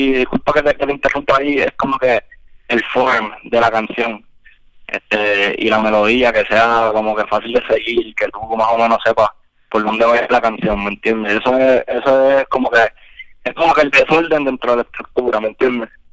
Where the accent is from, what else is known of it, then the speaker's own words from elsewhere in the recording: Puerto Rico; que venimos de PR, que tenemos la visión de PR, y eso se refleja en nuestra música